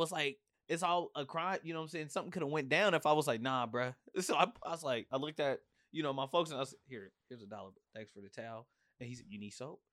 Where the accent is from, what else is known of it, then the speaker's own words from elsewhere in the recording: Portland, Oregon, United States; I'm from Portland, Oregon